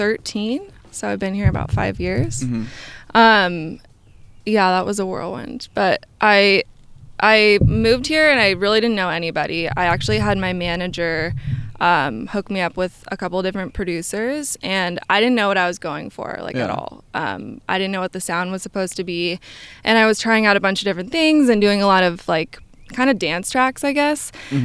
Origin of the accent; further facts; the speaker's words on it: Lake Oswego, Oregon, United States; also born or lived in New York; I grew up in Lake Oswego, a little town outside of Portland, and I was there up until I went to college in New York.